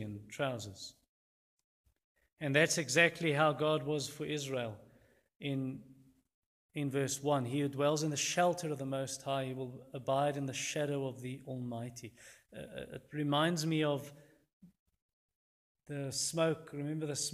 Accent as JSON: {"language": "English", "area": "Louis Trichardt", "region": "Limpopo", "country": "South Africa", "tie": "born or raised there", "said": "I grew up in Lutjegord, a town in the Limpopo province, probably 115 km south of the Zimbabwe border"}